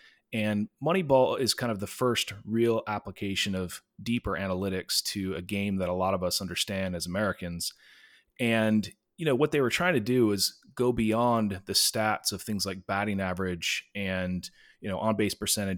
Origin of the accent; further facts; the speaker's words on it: China; I grew up overseas in China and went to an international school.